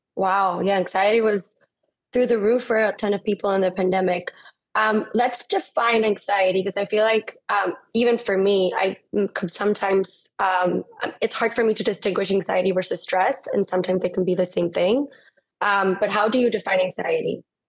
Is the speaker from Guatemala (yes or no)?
yes; Guatemala; English is a second language; both of us from born and raised in Guatemala